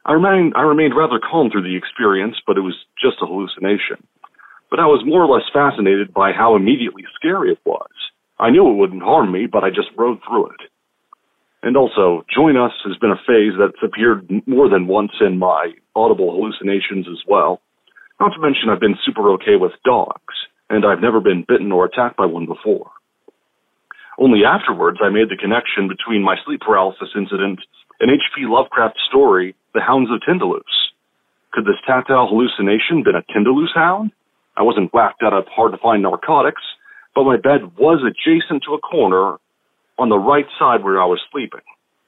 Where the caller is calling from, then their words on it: Washington, United States; from Washington State.